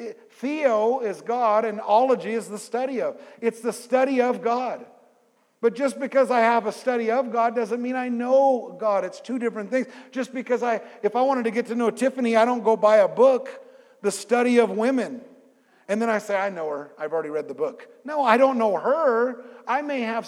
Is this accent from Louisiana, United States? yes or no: no; California, United States; I'm from California